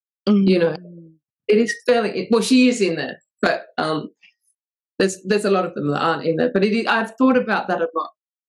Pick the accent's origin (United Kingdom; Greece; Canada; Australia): United Kingdom; England; So, well, I'm English, but my mum's English.